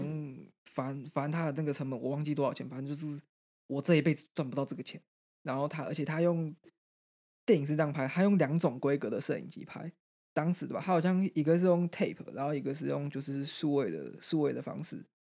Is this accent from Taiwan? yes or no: yes; Greater Taipei, Taiwan; 一个很一般的双北式的家庭